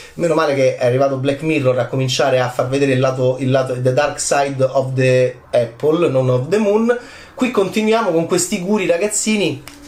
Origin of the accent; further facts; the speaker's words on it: Italy; del mio paese